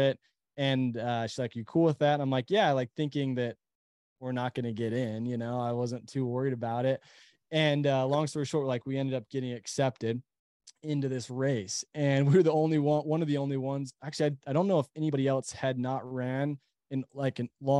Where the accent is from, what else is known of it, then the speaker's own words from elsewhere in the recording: Utah, United States; also born or lived in Temple, Texas; we live in Utah. We're from Utah, but, we were in Texas at the time.